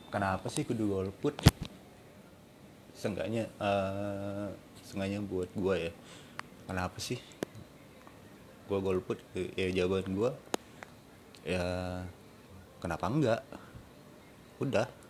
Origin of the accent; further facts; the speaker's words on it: Surabaya, East Java, Indonesia; gue gue orang Surabaya tapi ngomong lu gue ini kayak berasa entar pasti ada yang ngomong aku ah, nong Surabaya